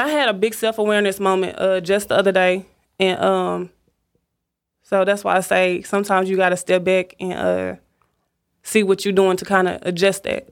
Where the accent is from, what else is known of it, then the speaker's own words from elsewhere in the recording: Dallas, Texas, United States; born and raised in Dallas